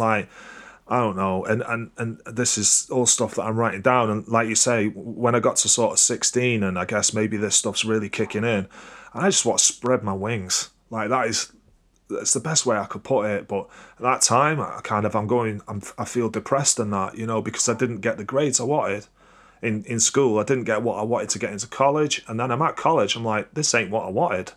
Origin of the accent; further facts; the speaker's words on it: Crewe, North West England, United Kingdom; I'm from Crewe. It's not, it's not the same, you know? It's like, I ain't grown up in Manchester